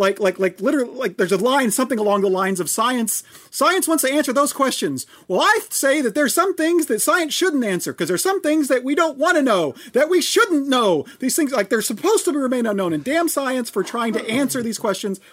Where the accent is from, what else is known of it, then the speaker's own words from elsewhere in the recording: Oklahoma, United States; I'm from Oklahoma